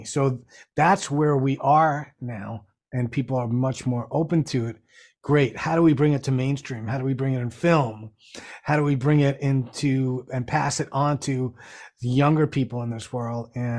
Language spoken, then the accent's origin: English; New York City, New York, United States; my friends that I grew up with in the Bronx, and I grew up in New York City